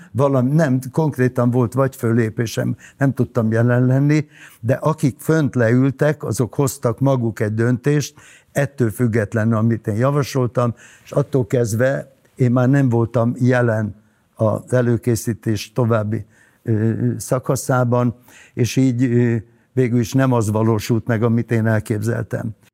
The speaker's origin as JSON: {"language": "Hungarian", "country": "Hungary", "also_born_or_lived": "Budapest", "moved": "as an adult", "lives_now": "Orfű, Hungary", "said": "én vidéki vagyok"}